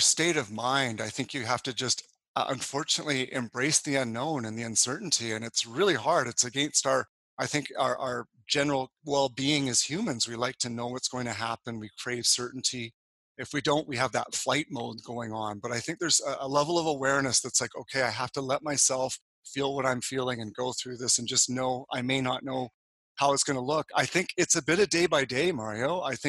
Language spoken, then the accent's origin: English; Calgary, Alberta, Canada; moved away; also born or lived in Sydney, Australia / Toronto / Montreal; I moved actually originally from Calgary in 1994 to Sydney, Australia. Then I moved back to Canada to be part of the Canadian or International Olympic Committee commissions.